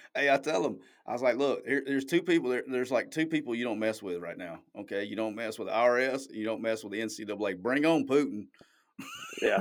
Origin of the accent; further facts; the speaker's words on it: Alabama, United States; I'm from Alabama.